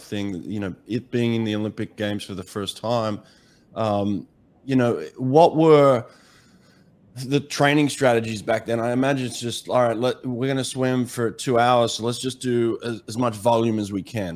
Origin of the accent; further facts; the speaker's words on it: Australia; I grew up in Australia